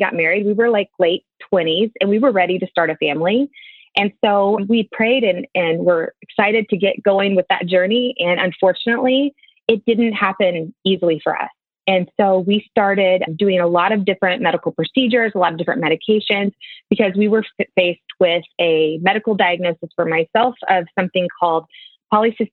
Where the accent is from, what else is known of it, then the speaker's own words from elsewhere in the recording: Jenks, Oklahoma, United States; I am from Jinx, Oklahoma